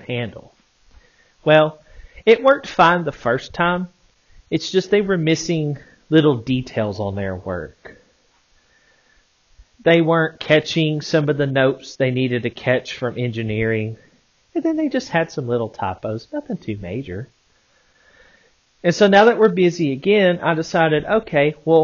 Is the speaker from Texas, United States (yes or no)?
no; Arkansas, United States; I'm from Arkansas